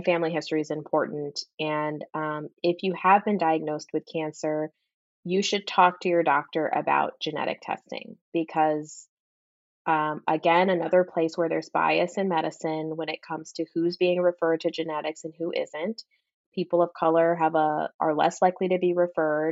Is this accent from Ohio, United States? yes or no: no; Plano, Texas, United States; moved away as an adult; also born or lived in Connecticut / New York; now in Boston, United States; I grew up in Plano, which is like middle class city.